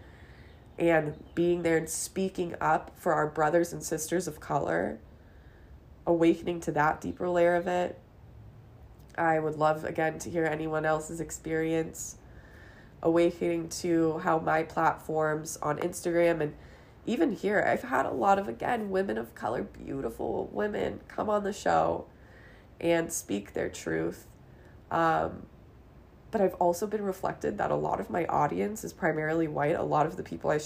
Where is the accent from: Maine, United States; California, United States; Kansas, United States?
California, United States; Los Angeles; I grew up in Los Angeles